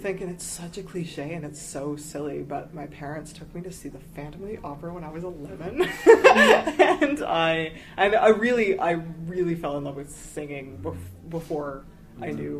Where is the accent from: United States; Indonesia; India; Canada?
Canada; Ottawa, Ontario; I grew up in Ottawa and there's not a lot of theater in Ottawa.